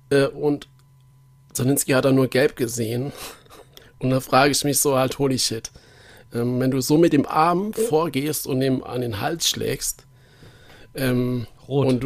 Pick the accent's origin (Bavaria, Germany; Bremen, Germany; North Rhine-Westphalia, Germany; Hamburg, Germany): Bavaria, Germany; Nuremberg; Ja, gerade gerade als Nürnberger interessiert, ist ja dann schon interessant, warum hat er jetzt das rot gegeben.